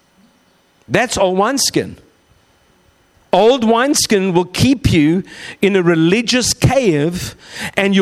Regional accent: South Africa; moved away; also born or lived in Australia; we're from South Africa via Australia

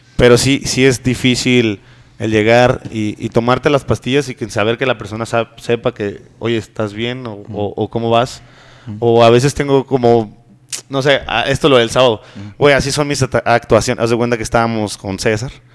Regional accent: northern Mexico, Mexico; moved away; nosotros aquí como mexicanos vivimos en una sociedad muy machista

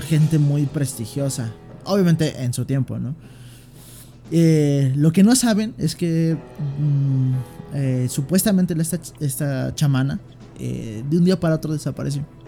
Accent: Mexico City, Mexico; también soy de aquí de la Ciudad de México

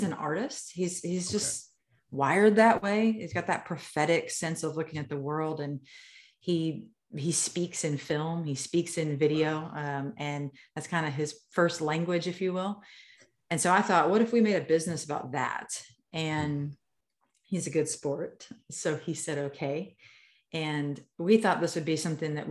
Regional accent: Nebraska, United States; I'm a Midwest girl. I'm from Nebraska, grew up in Irish Catholic families

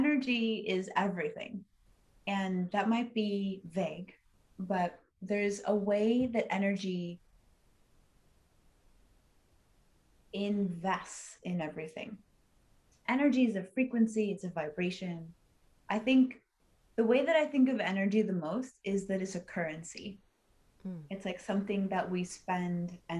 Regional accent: Los Angeles, California, United States; I was born and raised in Hollywood, which is where diet culture comes from

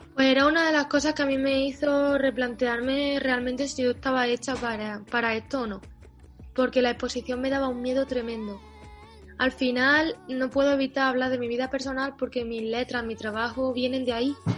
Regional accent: Pozoblanco, Andalusia, Spain; moved away as an adult; also born or lived in Barcelona; mi calle, donde yo he crecido de niña y he jugado en el patio, se llama Federico García Lorca

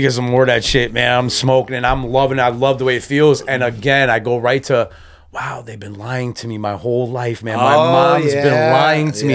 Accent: Waterbury, Connecticut, United States; also born or lived in Wolcott, Connecticut; I am originally a Fairlawn boy from Waterbury, Connecticut

